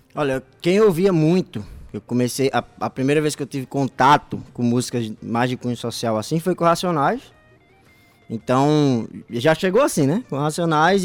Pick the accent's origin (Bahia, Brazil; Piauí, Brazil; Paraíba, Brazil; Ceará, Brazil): Paraíba, Brazil; also born or lived in Sertão of Pernambuco; Sou paraibano, mas como meu pai é pastor